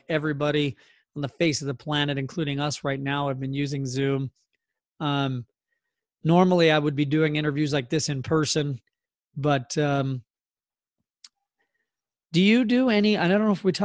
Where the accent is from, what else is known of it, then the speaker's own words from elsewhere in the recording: Southern California, United States; also born or lived in New Jersey; we moved out here when I was a kid